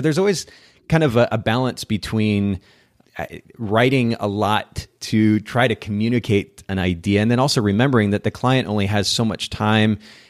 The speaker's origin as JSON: {"language": "English", "town": "Tampa", "region": "Florida", "country": "United States", "tie": "born or raised there", "said": "I grew up here in Tampa, the oldest of three children, one of whom is mentally disabled."}